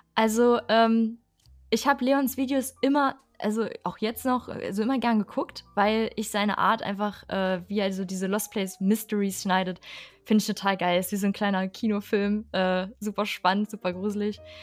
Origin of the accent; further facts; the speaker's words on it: Harz, Germany; ich aus dem Harz komme